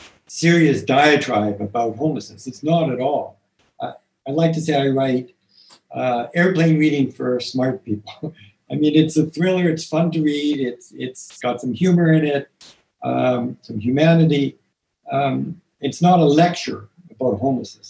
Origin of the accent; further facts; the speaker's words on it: Toronto, Ontario, Canada; I grew up in Toronto